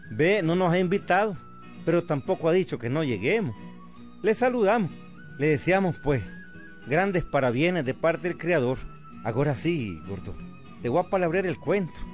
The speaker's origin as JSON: {"language": "Spanish", "country": "Nicaragua", "said": "como todo nicaragüense, amigo."}